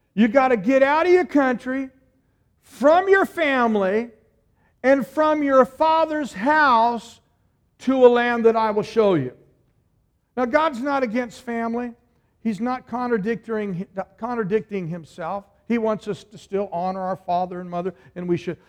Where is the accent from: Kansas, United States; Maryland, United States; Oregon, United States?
Oregon, United States; moved away as an adult; we're all from Oregon